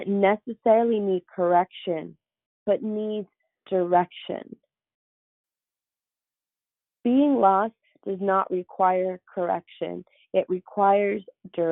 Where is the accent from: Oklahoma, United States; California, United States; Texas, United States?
California, United States; San Jose; I grew up on the east side. I'm from San Jose, and if you're from the area, you know I grew up on McLaughlin Avenue